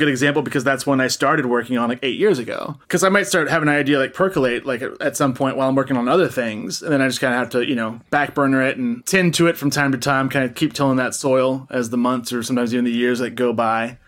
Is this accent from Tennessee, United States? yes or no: yes; Tennessee, United States; I'm from Tennessee